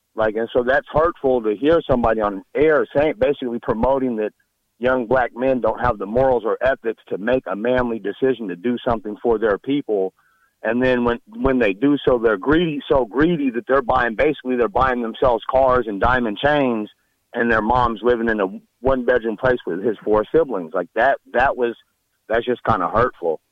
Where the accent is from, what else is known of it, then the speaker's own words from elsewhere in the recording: Nebraska, United States; I'm from Nebraska.